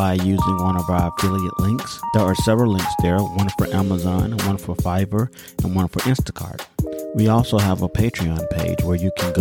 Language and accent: English; United States; my experiences as a Black American or African American